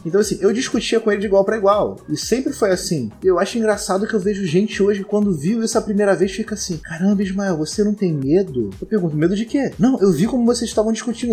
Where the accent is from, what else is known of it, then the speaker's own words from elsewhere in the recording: Rio de Janeiro, Brazil; Eu sou nascido e criado em Irajá, terra de Zeca Pagodinho.